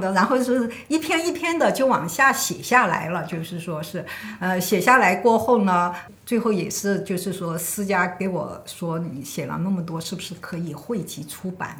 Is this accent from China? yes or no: yes; China; 我们中国这边